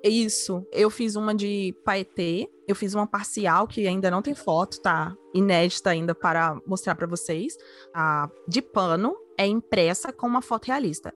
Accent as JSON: {"language": "Portuguese", "town": "Vitória", "region": "Espírito Santo", "country": "Brazil", "tie": "born or raised there", "also_born_or_lived": "Rio de Janeiro", "moved": "as an adult", "said": "eu cresci numa ilha, eu cresci na Ilha de Vitória, é a menor capital do Brasil, ela é no Espírito Santo."}